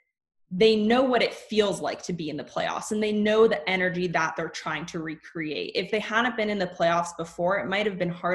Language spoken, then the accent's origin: English; Oakland, California, United States; we were raised in Oakland